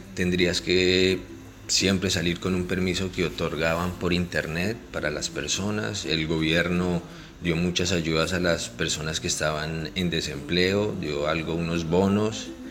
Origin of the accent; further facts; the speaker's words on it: Colombia; soy médico veterinario colombiano